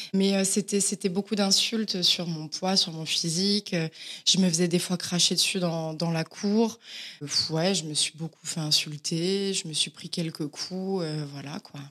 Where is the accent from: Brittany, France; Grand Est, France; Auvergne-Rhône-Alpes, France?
Auvergne-Rhône-Alpes, France; moved away as an adult; also born or lived in Villefranche-sur-Saône; now in Paris, France; Et j'ai grandi dans un petit village à côté de, Villefranche.